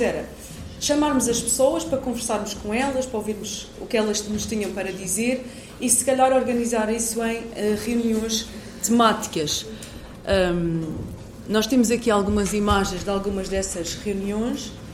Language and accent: Portuguese; Portugal; enquanto portuguesa